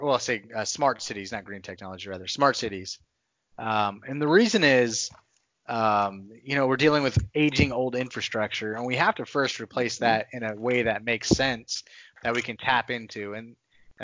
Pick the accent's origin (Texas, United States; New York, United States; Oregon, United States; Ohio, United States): Texas, United States; Texas is where I I grew up, I spent most of my life.